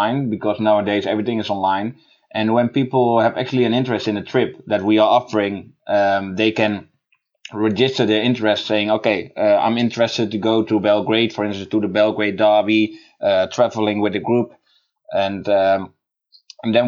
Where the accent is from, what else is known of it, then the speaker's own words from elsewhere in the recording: Netherlands; I'm from the Netherlands